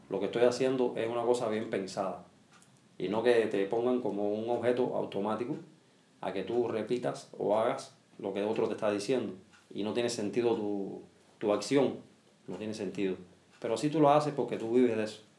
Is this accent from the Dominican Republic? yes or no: no; Cuba; Yo soy un cubano atípico. Yo vivo en Cuba como un rey, así como se dice. Yo soy un cubano atípico. No tengo necesidades como la tienen muchos cubanos.